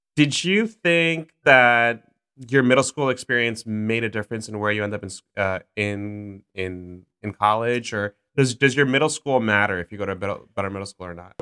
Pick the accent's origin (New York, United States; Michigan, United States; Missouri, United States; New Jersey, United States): New York, United States; New York City; I grew up in South Ozone Park